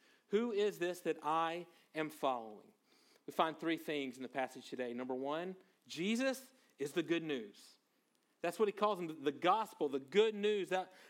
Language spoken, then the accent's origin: English; Monroe, Louisiana, United States; Me and one of my friends, we grew up in North Louisiana.